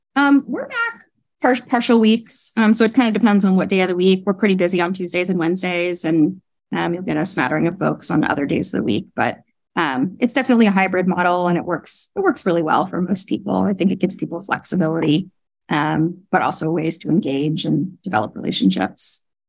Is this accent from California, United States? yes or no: yes; Northern California, United States; moved away; I grew up in the West Coast, um, oh, and in Northern California